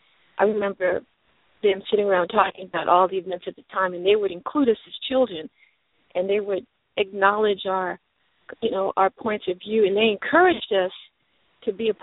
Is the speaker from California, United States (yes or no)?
yes; Los Angeles, California, United States; moved away as an adult; now in Atlanta, United States; I grew up in Los Angeles, California.